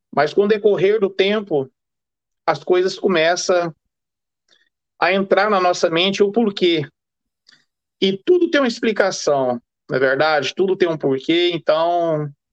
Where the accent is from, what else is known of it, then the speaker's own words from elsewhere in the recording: Brazil; now in England, United Kingdom; eu sou brasileiro, sou casado, vivo aqui na Inglaterra há muitos e muitos anos